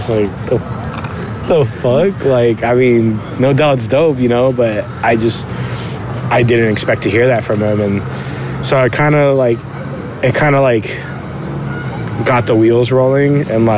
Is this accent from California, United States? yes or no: yes; Whittier, California, United States; I grew up with like, you know, neighborhood friends, just like anyone else.